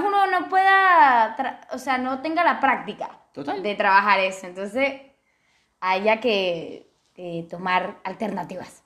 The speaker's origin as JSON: {"language": "Spanish", "country": "Venezuela", "said": "yo soy venezolana"}